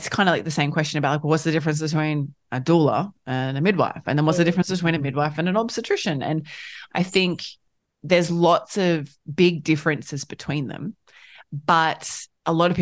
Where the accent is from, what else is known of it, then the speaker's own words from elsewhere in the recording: Queensland coast, Australia; Where we live on the coasts of Queensland